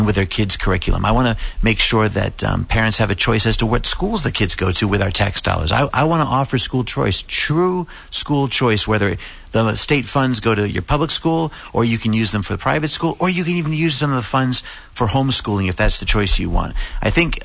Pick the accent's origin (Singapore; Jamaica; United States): United States; South Shore, Massachusetts; I'm obviously from the South Shore area down here.